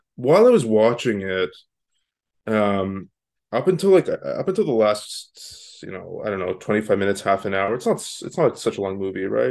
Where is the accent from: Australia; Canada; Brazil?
Canada; now in Los Angeles, United States; I'm not from the States originally. I live in L A now. I'm from Canada